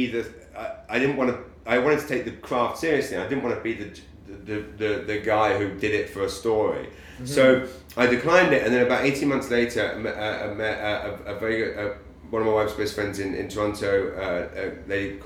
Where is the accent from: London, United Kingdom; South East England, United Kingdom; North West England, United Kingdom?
London, United Kingdom; moved away as an adult; now in Saint John, Canada